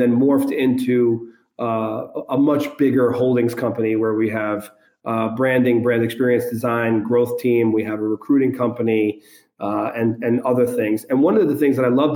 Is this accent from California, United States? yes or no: no; New York City, New York, United States; I'm from New York City, grew up son of an immigrant